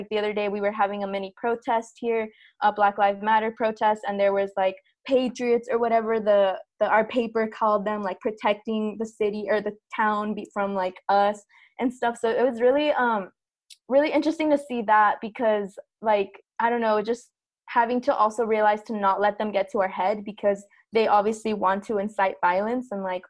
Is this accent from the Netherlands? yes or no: no; southern Mexico, Mexico; now in United States; we are indigenous from Southern Mexico, and like given a lot of the different movements and stuff